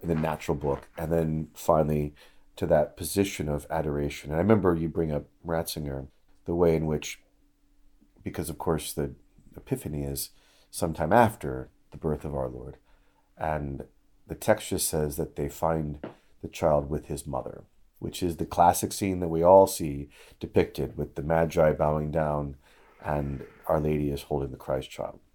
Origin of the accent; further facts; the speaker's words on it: Illinois, United States; moved away; I was just back in Illinois for a funeral, and I've not been back to my hometown